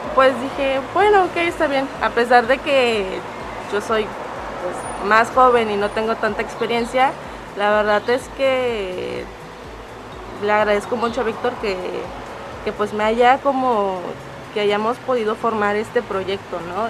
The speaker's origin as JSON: {"language": "Spanish", "town": "San Pedro Pochutla", "region": "Oaxaca", "country": "Mexico", "said": "Yo soy de San Pedro Pochutla"}